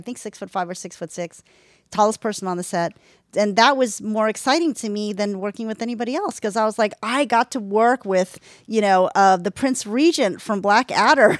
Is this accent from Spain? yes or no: no; London, United Kingdom; I grew up in London